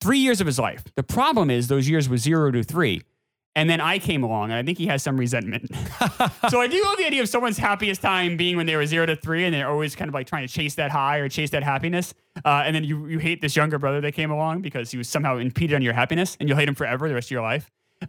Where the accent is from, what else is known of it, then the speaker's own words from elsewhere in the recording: New Hampshire, United States; Matt and I grew up in New Hampshire where the two of the three biggest stations are classic rock.